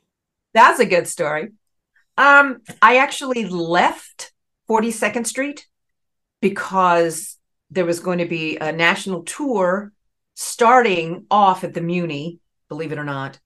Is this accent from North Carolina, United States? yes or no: yes; Raleigh, North Carolina, United States; accent: Southern; moved away as an adult; now in New York, United States; I grew up in Raleigh, North Carolina